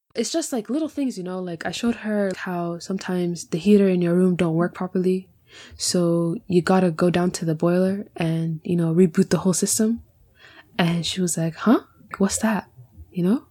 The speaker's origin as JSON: {"language": "English", "country": "Canada", "tie": "born or raised there", "moved": "as an adult", "lives_now": "Scotland, United Kingdom", "said": "I'm born and bred in Canada"}